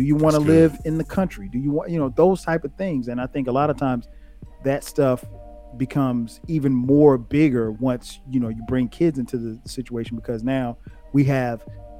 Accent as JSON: {"language": "English", "region": "South Carolina", "country": "United States", "said": "I'm from the South, you know, I'm from a small country town in South Carolina."}